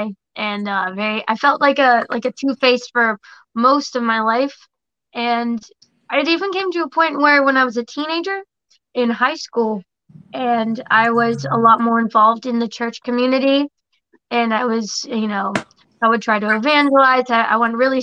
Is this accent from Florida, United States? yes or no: yes; West Palm Beach, Florida, United States; I grew up here in West Palm, kind of thing, you know, Loxahatchee